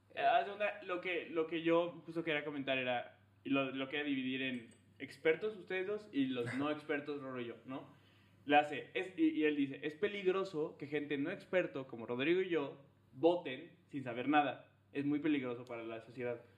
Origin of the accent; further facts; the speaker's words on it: León, Guanajuato, Mexico; yo que nací en León